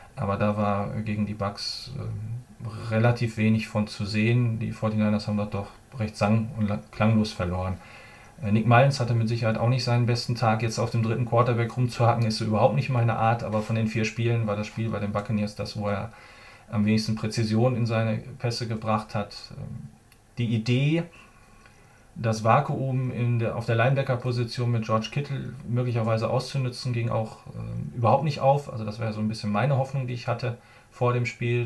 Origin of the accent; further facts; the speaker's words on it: North Rhine-Westphalia, Germany; ich bin Ostwestfale